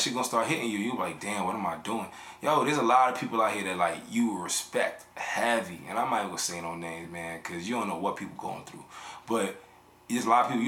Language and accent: English; New York City, New York, United States; I'm from the Bronx